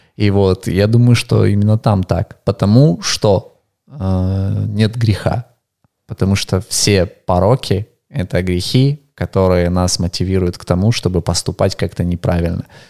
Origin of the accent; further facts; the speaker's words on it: Ukraine; also born or lived in Russia; я украинец